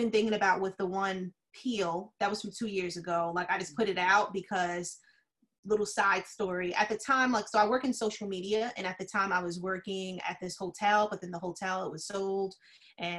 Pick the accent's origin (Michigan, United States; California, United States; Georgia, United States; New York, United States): New York, United States; Yonkers; accent: New York; now in Florida, United States; I'm from Yonkers